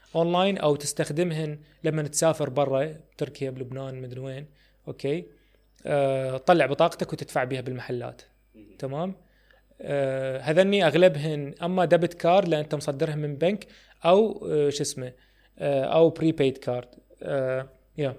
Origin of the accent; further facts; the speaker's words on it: Iraq; ما عندي يعني اكثر من جنسيه الله وكيلك هي بس يعني هي بس جنسيه عراقيه